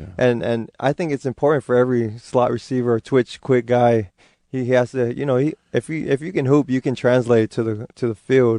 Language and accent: English; Kailua-Kona, Hawaii, United States; first language Hawaiian; English is a second language; moved away as an adult; also born or lived in Utah; now in Seattle, United States; I'm from the Big Island, Kailua-Kona